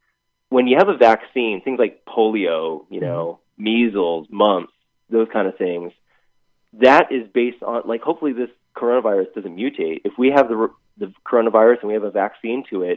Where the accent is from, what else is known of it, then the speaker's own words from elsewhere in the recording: Boston, Massachusetts, United States; moved away; I grew up in Boston, was there for 30 years, diehard Patriots fan.